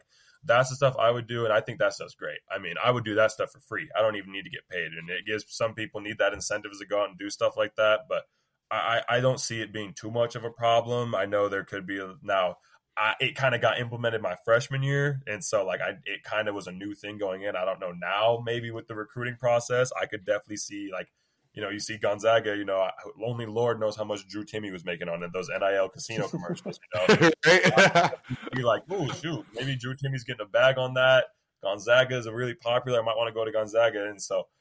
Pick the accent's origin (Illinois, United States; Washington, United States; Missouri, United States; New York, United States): Washington, United States; Battle Ground; also born or lived in Vancouver, Washington; I'm from Battleground